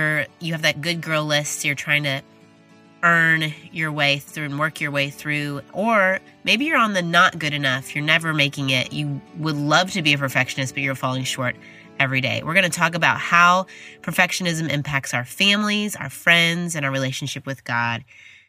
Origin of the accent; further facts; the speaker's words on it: Midwest, United States; now in Dallas, United States; I'm from the Midwest